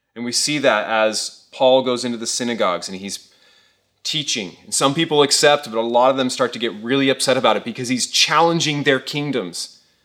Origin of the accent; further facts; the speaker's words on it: Thousand Oaks, California, United States; I grew up here in the Caneo Valley. I've lived here for over thirty years